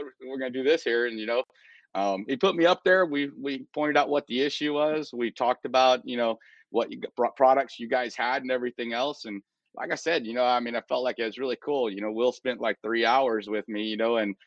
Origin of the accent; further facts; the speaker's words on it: south of Houston, South Texas, United States; moved away; also born or lived in Kansas City; I was born in South Texas, down south of Houston